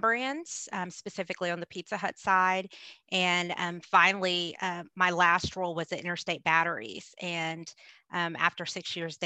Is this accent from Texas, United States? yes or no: yes; Plano, Texas, United States; I am a Texas girl through and through. I was born and raised here. I grew up in Plano